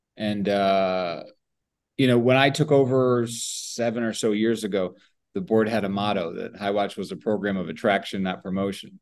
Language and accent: English; Oxford, Connecticut, United States; also born or lived in Woodbury, Connecticut; I'm a Connecticut born and raised person, still live here